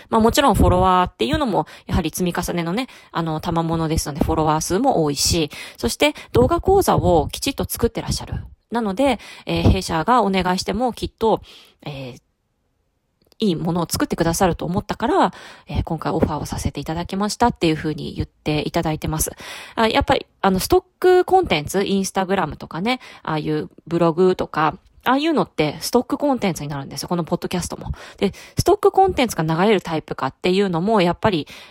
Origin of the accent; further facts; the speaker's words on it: Fukuoka, Japan; 私ちょっと博多っ子なんですけれども